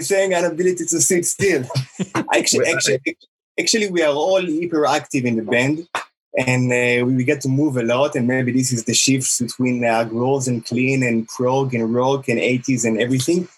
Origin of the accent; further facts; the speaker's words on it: Israel; also born or lived in United States; we are all from Israel